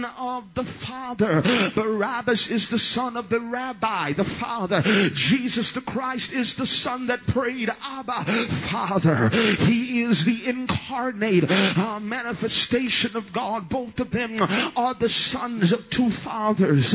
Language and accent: English; Southwest Louisiana, United States; I am from Southwest Louisiana